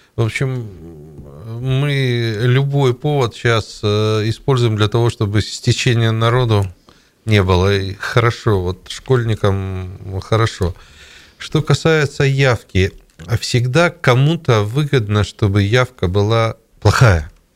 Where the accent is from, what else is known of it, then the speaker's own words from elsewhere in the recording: Siberia, Russia; мы же сибиряки